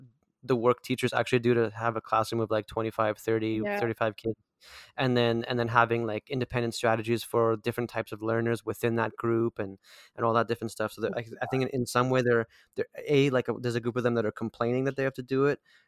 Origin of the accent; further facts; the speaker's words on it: Delta, British Columbia, Canada; Because I grew up in the Delta School District. I don't know what number that is.